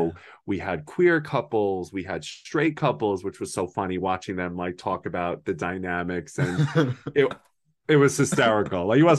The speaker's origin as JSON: {"language": "English", "region": "New York", "country": "United States", "said": "I'm from New York. So all I know is like international languages and cultures and all this."}